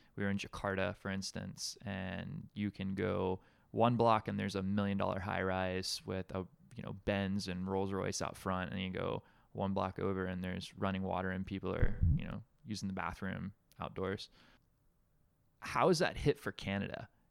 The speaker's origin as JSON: {"language": "English", "region": "Alabama", "country": "United States", "tie": "born or raised there", "moved": "as an adult", "lives_now": "Hawaii, United States", "said": "growing up in Alabama"}